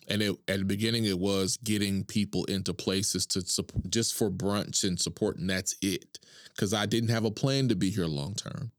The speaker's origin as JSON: {"language": "English", "town": "Duncan", "region": "Oklahoma", "country": "United States", "tie": "born or raised there", "also_born_or_lived": "Tulsa", "said": "I'm born and raised in Oklahoma, from Duncan"}